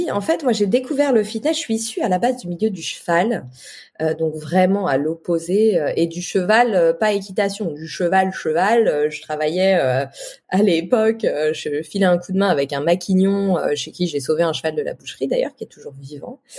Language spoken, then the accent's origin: French; Toulouse, Occitania, France; now in Paris, France; C'est pour ça que je suis partie de Toulouse pour venir à Paris.